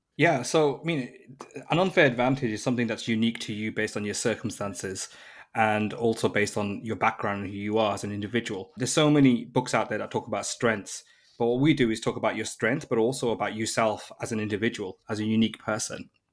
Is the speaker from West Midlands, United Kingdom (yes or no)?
yes; Birmingham, West Midlands, United Kingdom; moved away as an adult; now in London, United Kingdom; I was born in Birmingham, which is like the second biggest city in the U K, an automotive retail industry kind of community, and the tech industry was booming in London. So I moved to London at the age of nineteen